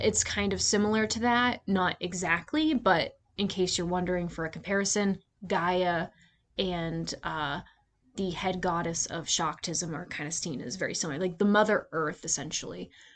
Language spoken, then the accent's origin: English; United States; I'm an American